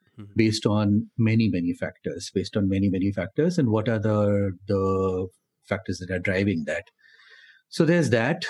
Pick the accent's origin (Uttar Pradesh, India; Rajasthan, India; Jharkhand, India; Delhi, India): Delhi, India; I grew up in Delhi and uh, studied in Delhi